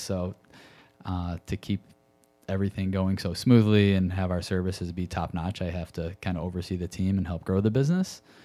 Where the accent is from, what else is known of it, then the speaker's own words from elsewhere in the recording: Connecticut, United States; moved away as an adult; also born or lived in Chicago; I grew up in Connecticut